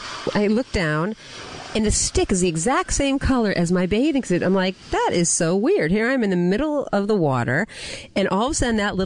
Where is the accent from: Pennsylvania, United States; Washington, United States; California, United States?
California, United States; I grew up here